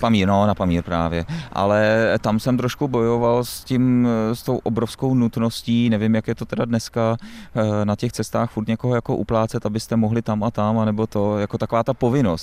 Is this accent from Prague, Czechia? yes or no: no; Plzeň, Plzeň Region, Czechia; já jsem z Plzně